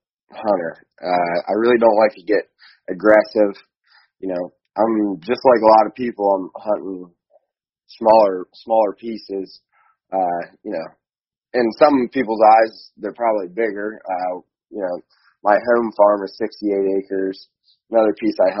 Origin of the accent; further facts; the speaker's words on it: Guernsey County, Ohio, United States; also born or lived in British Columbia, Canada; I'm from Eastern Ohio, more specifically Guernsey County, Ohio, and I'm 27 years old. Grew up in a hunting family. I was actually born up in British Columbia